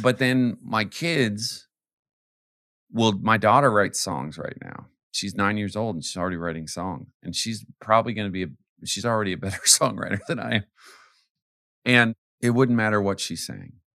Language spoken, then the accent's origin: English; Canada; also born or lived in Arizona / the South; now in United States; I'm American, but I grew up in Canada.